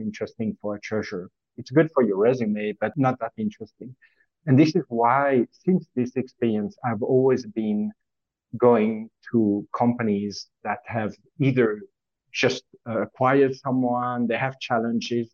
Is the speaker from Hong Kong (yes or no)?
no; French part of Switzerland, Romandy, Switzerland; moved away; also born or lived in Zurich, Switzerland; as you can hear from my accent, is I was born and raised in the French part of Switzerland